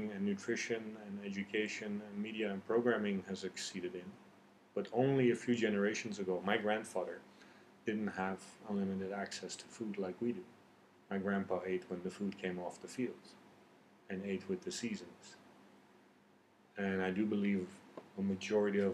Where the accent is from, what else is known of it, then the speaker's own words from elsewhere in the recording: Netherlands; moved away as an adult; also born or lived in Iran; now in Vietnam; I grew up in Holland. I have Persian genes or Persian genetics. But I lived in Dutch environment